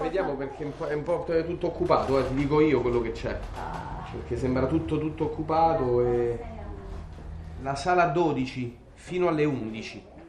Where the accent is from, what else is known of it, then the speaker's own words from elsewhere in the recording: Italy; io sono nata in Italia